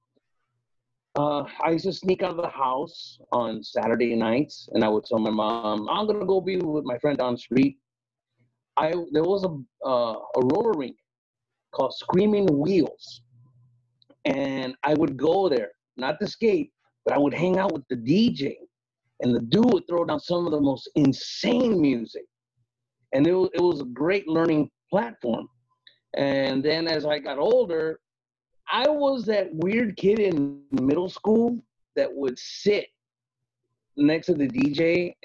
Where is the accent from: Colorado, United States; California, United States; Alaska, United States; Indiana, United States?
Indiana, United States; Gary; moved away; I grew up in Gary.